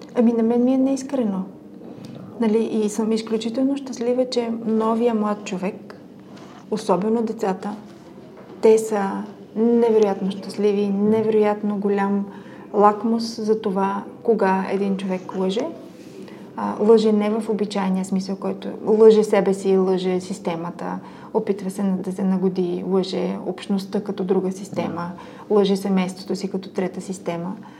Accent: Sofia, Sofia City, Bulgaria; аз съм израсла в Люлин, това е един такъв квартал

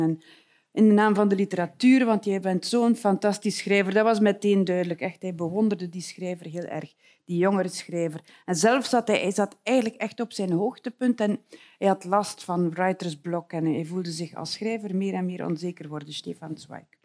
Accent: West Flanders, Belgium; ik kom uit West-Vlaanderen.

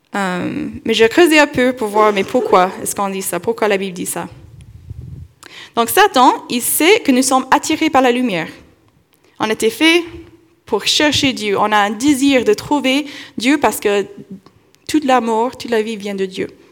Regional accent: Kentucky, United States; moved away; dans mon enfance, j'ai vécu dans le Kentucky

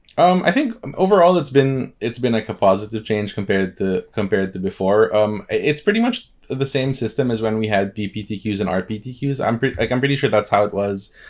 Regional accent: Philippines; I'm from the Philippines

